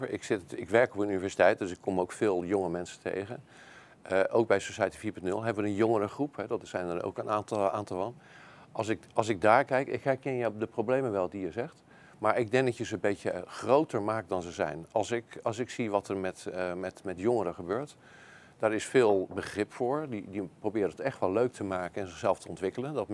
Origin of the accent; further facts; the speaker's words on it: Netherlands; En laten we niet vergeten, wij hebben als Nederlanders hebben dit eerder gedaan.